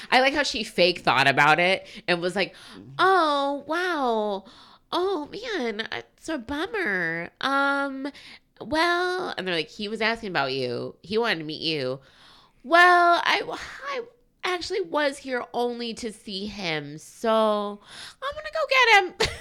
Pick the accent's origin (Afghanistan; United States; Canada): United States; we're American